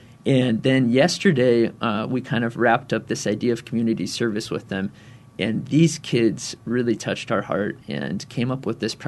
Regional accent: Arizona, United States; I would love to bring this to my home state of Arizona

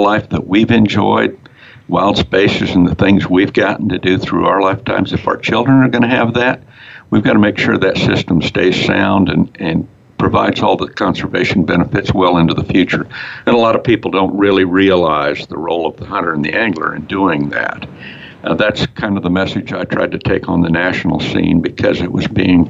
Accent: Arizona, United States; I grew up here in Arizona. I was born and raised here, third generation.

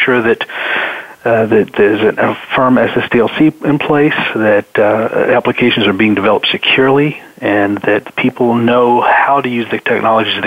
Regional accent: Atlanta, Georgia, United States; now in Nashville, United States; I'm originally from Atlanta. Right now I'm calling from Nashville, Tennessee, though

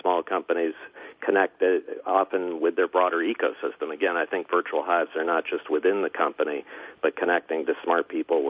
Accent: California, United States; I'm an optimist from Silicon Valley, so I have to see the sunshine.

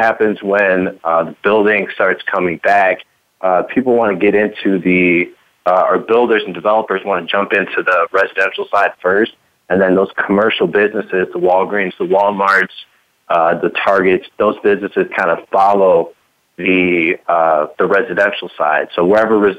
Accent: Aurora, Illinois, United States; I'm from Aurora, Illinois

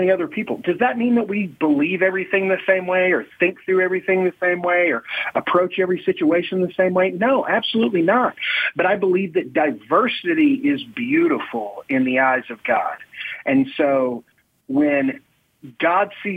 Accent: Oklahoma, United States; I grew up in Oklahoma

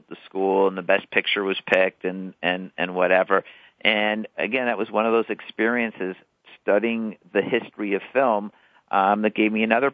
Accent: Denver, Colorado, United States; now in California, United States; I grew up in the Midwest. Denver felt like the Midwest to me

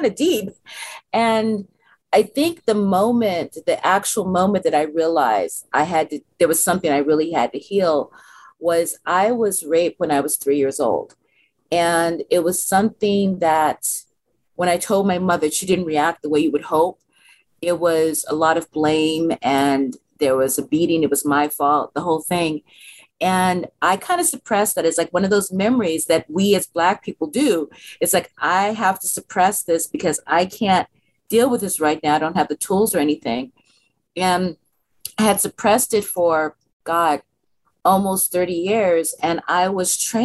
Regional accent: San Francisco, California, United States; I'm a native San Franciscan. I was born in San Francisco in the 60s, and I helped integrate

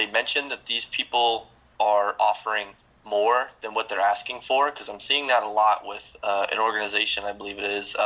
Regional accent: Rumford, Maine, United States; originally from Maine, there's a small paper mill town.

